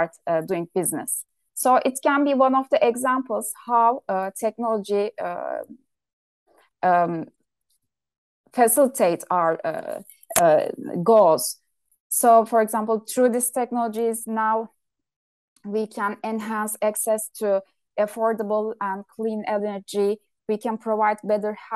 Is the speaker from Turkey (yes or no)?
yes; Turkey; my home country, Turkey